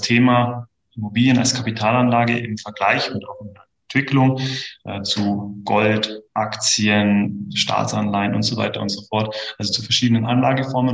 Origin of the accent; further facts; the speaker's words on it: Kempten, Bavaria, Germany; Also ich bin in der Tat gebürtiger Kempner. Ähm, das heißt, ich bin hier aufgewachsen, bin hier immer geblieben